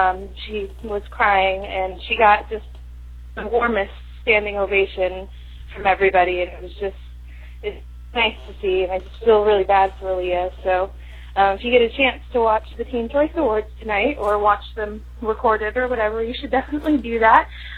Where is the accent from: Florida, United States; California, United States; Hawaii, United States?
California, United States; Petaluma; he'll be stopping in my hometown of Petaluma.